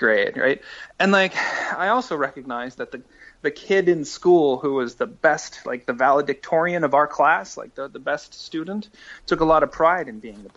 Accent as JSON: {"language": "English", "town": "Iowa City", "region": "Iowa", "country": "United States", "tie": "born or raised there", "also_born_or_lived": "Massachusetts", "moved": "as an adult", "said": "I had just been living in Iowa City for several years, and I was born there, so I could finally really claim Iowa as home"}